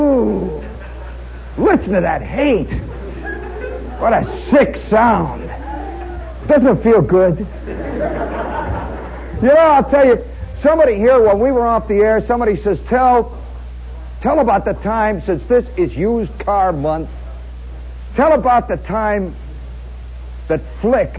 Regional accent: Chicago, Illinois, United States

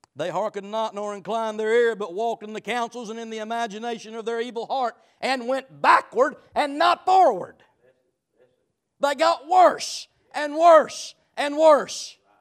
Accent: United States; I'm an American, I'm free

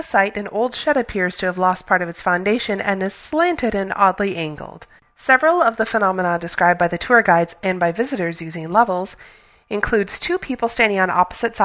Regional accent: Wisconsin, United States; I grew up in Wisconsin

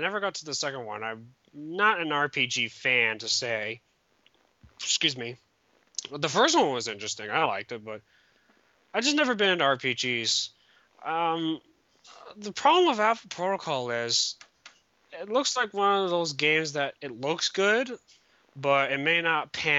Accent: Canada; Other than that, that's about it for today. I'm Canadian.

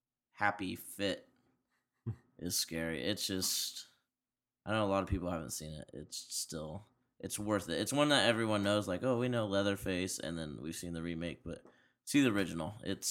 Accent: United States; I'm an American.

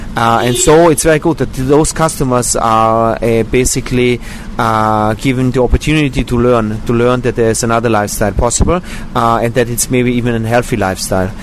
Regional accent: Austria; now in Israel; I was born in Austria

